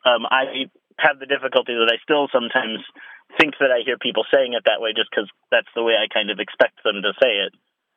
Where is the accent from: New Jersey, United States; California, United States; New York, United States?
California, United States; Northern; now in Seattle, United States; I'm originally from Northern California, but apparently I say it as though it had an L in it, like both.